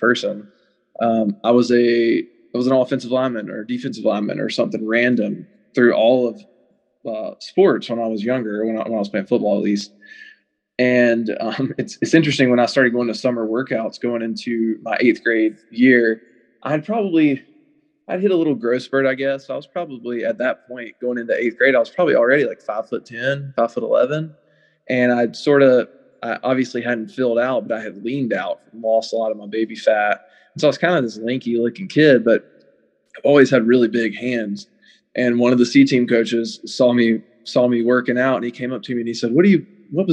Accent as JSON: {"language": "English", "town": "Westminster", "region": "South Carolina", "country": "United States", "tie": "born or raised there", "said": "I grew up in Westminster, South Carolina, which is in the upstate"}